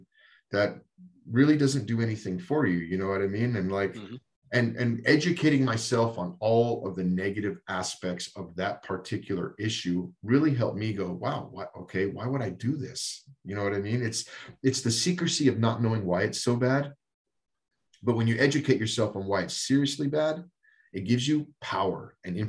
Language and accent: English; Texas, United States; also born or lived in Colorado; now in North Dakota, United States; I grew up in Texas, but we've been in Colorado for 20 years before we moved to North Dakota